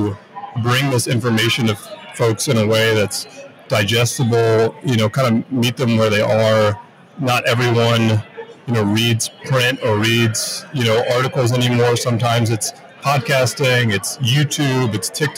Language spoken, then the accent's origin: English; Durham, North Carolina, United States; I'm from Durham, North Carolina. I was born and raised there, went to school there.